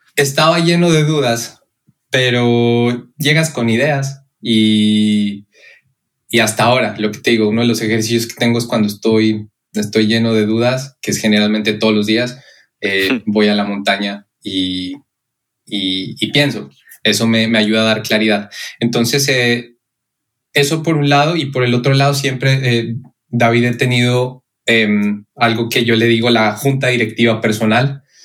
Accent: Pasto, Nariño, Colombia; moved away; soy colombiano de la ciudad Pasto

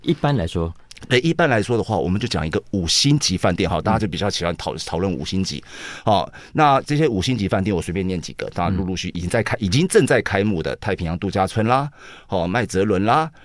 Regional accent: Taiwan; 非常适合我们台湾人的口味

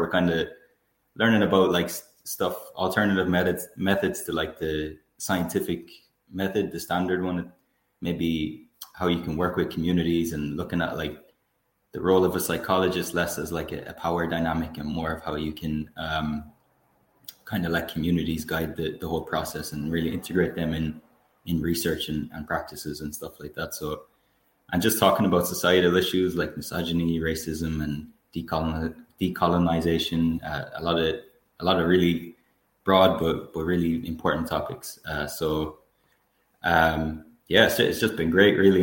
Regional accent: Tuam, Connacht, Ireland; also born or lived in Galway City; I grew up in Tuam in Galway, County Galway in Ireland. I'm currently living in Galway City.

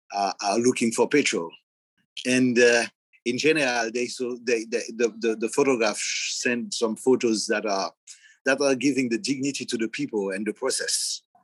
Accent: Haiti; I'm from Haiti. I'm living in Haiti

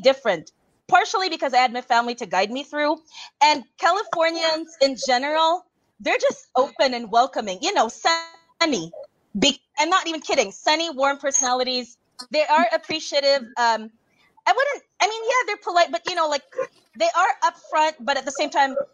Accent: Cebu, Central Visayas, Philippines; moved away as an adult; now in United States; I was from Cebu

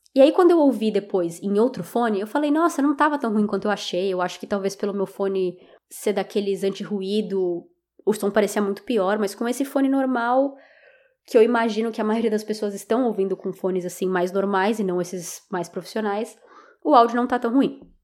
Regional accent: Brazil; eu sou do Brasil

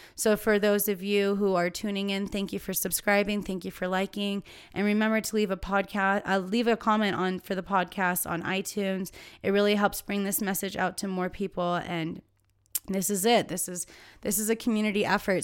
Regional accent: California, United States; as a Californian

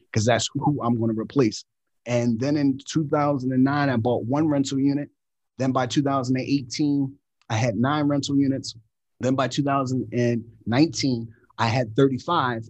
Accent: Philadelphia, Pennsylvania, United States; I grew up in Philadelphia with six siblings, single parent household

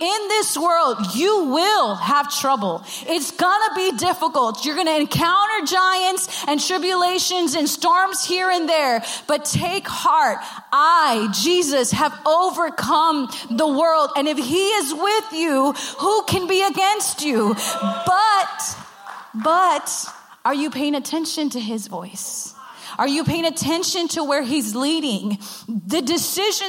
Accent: Rio Grande Valley, Texas, United States; I'm from the Rio Grande Valley

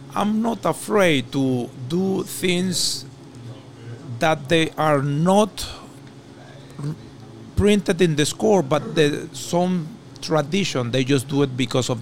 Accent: Venezuela; moved away as an adult; now in Montreal, Canada; I come from Venezuela.

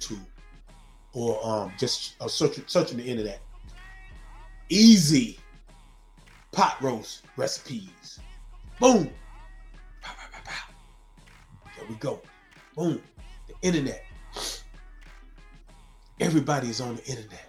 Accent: Zebulon, North Carolina, United States; I'm from Zebulon, Z-Town, North Carolina

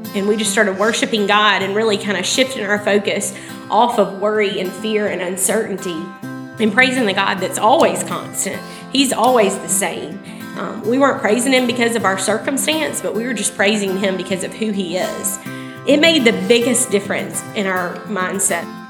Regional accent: Opelika, Alabama, United States; I was born and raised in Opelika

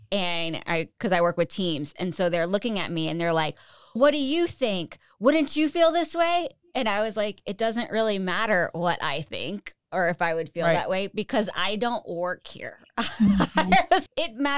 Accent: Florida, United States; I'm from Florida.

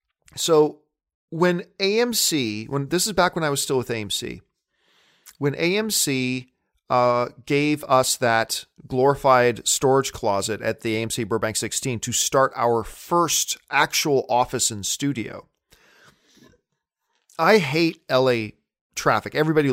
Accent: Hamilton, Ontario, Canada; now in Los Angeles, United States; You understand, I'm a Canadian kid coming from Hamilton, Ontario, Canada.

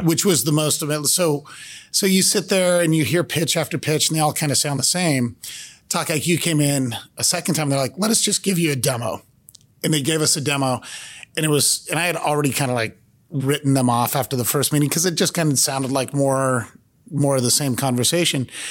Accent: Cupertino, California, United States; born and raised in Cupertino, California.

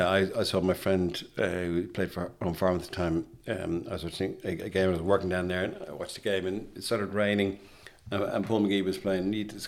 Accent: Ireland; as an Irish person, I mean, when Irish people are jarred, that song will come out.

